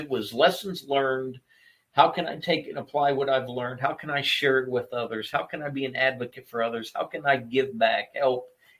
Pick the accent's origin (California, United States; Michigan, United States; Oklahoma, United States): Oklahoma, United States; because I grew up in Oklahoma.